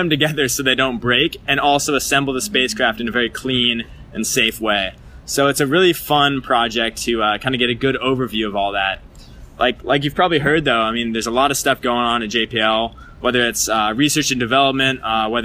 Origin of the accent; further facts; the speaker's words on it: Seattle, Washington, United States; now in Pasadena, United States; I'm originally from Seattle, Washington.